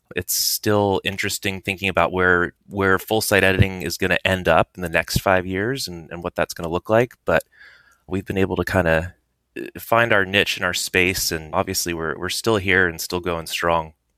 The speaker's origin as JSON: {"language": "English", "area": "Silicon Valley", "region": "California", "country": "United States", "tie": "born or raised there", "said": "I grew up in Silicon Valley, reading Hacker News"}